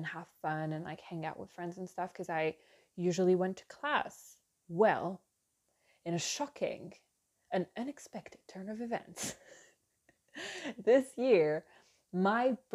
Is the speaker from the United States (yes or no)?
no; France; English is a second language; It's the French in me